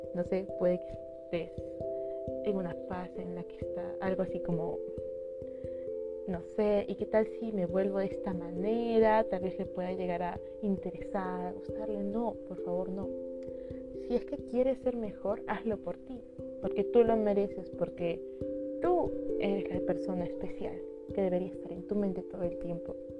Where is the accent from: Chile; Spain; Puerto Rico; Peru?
Peru; Lima; yo soy de Perú, específicamente de la ciudad de Lima. Y bueno, he vivido acá eh, la mayor parte de mi vida